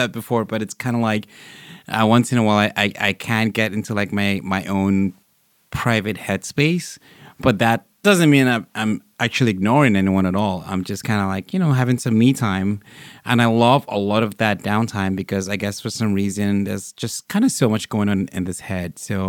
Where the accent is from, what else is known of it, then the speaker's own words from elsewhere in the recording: Vancouver, British Columbia, Canada; also born or lived in Nigeria; I'm from Vancouver, but born in Nigeria. So, you know, I've kind of like been around the block and back.